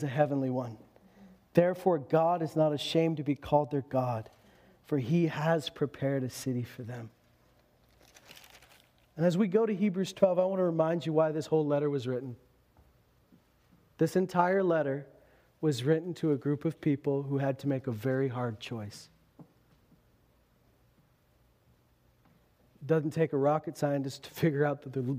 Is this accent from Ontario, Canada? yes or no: no; Meadow Lake, Saskatchewan, Canada; also born or lived in Lloydminster / Alberta; I was born in Meadow Lake, Saskatchewan, lived in Loon Lake, lived in Lloydminster. I've never lived anywhere else but Saskatchewan and Alberta